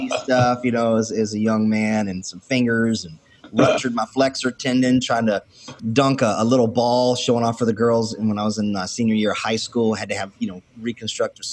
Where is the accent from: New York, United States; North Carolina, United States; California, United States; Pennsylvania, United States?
North Carolina, United States; accent: country; also born or lived in Wilmington, North Carolina / Fayetteville, North Carolina / Charlotte, North Carolina / Lumberton, North Carolina; now in Central Florida, United States; I'm a country boy from North Carolina, central region, born in Wilmington, grew up in Fayetteville, Charlotte, Lumberton, mid-state kind of stuff. I'm in Central Florida now